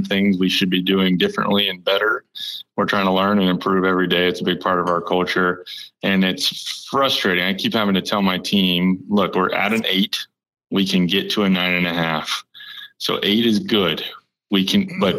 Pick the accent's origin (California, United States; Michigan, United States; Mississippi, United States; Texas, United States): Texas, United States; Austin; I'm born and raised in Austin, Texas